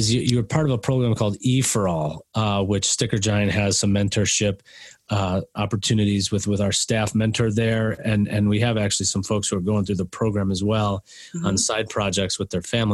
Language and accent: English; Oak Park, Illinois, United States; moved away; also born or lived in Madison, Wisconsin / Boulder, Colorado / Longmont, Colorado; I grew up in Oak Park, Illinois